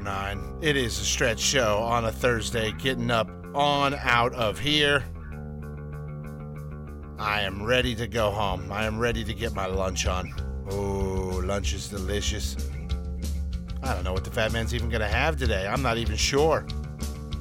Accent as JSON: {"language": "English", "town": "Downey", "region": "California", "country": "United States", "tie": "born or raised there", "said": "I grew up in Downey, in our area, there were a lot of Mormons on my street"}